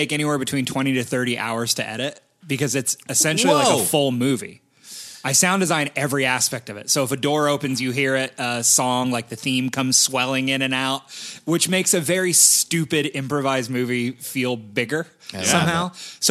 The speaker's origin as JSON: {"language": "English", "town": "Bakersfield", "region": "California", "country": "United States", "tie": "born or raised there", "said": "He's from my hometown of Bakersfield as well."}